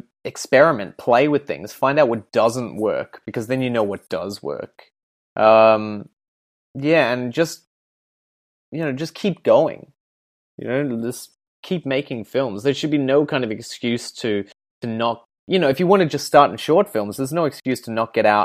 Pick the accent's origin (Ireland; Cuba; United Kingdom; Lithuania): Ireland; now in Perth, Australia; I'm one of two, and we're both Irish